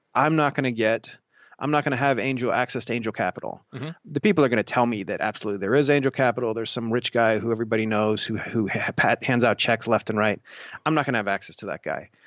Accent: Columbus, Ohio, United States; I grew up in uh, Columbus

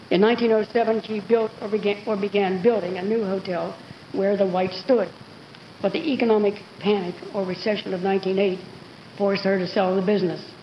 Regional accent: McKeesport, Pennsylvania, United States; moved away; I moved away from McKeesport in 1955.

